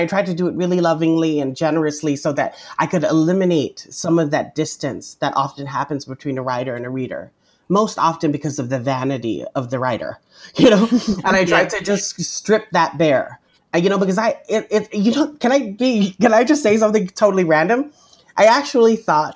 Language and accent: English; Guam; moved away as an adult; also born or lived in Spokane, Washington / Hawaii; I'm an Indigenous Chamorro person, born and raised on Guam